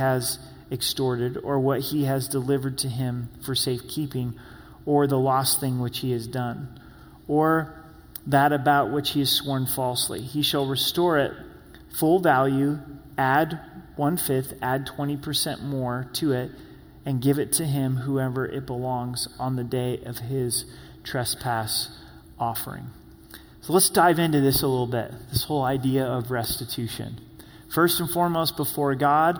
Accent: Grants Pass, Oregon, United States; I grew up on Meyer Drive in Grants Pass, Oregon.

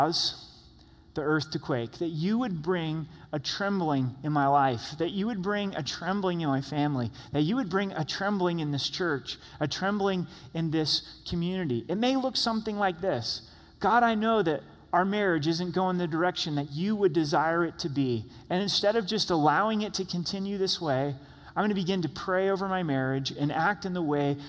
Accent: Southern Oregon, United States; The house that I grew up in Southern Oregon was a half acre.

